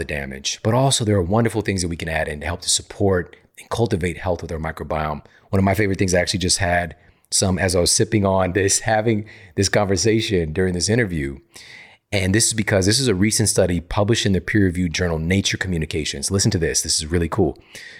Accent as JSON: {"language": "English", "town": "St. Louis", "region": "Missouri", "country": "United States", "tie": "born or raised there", "said": "St. Louis, Missouri, my hometown"}